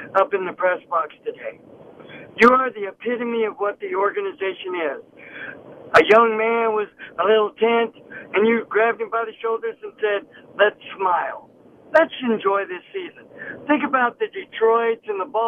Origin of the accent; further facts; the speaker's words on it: Oakland, California, United States; I was from Oakland